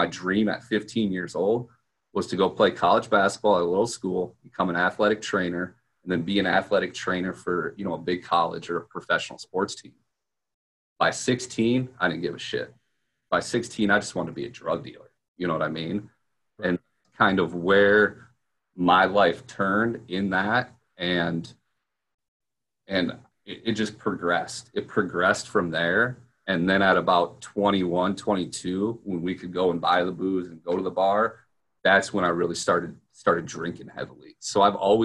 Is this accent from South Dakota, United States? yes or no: yes; Sioux Falls, South Dakota, United States; I'm from Sioux Falls, South Dakota, basically the middle of nowhere, flyover country